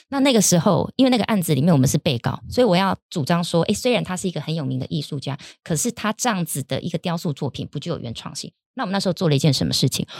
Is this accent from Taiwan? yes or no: yes; Taiwan; 我们台湾人